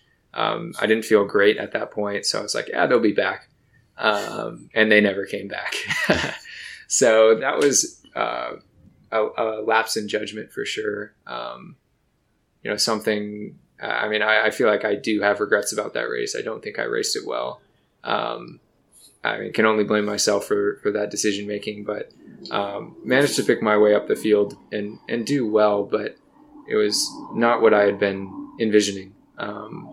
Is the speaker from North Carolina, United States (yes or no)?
no; Michigan, United States; moved away; I grew up in Michigan